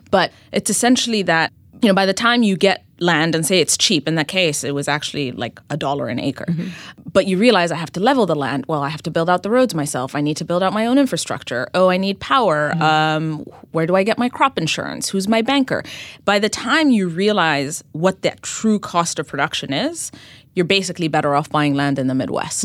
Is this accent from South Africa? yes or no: no; Ethiopia; moved away as an adult; also born or lived in New York City; I uh, was born and raised in Ethiopia, mm-hmm. and I ended up coming to the U.S. for college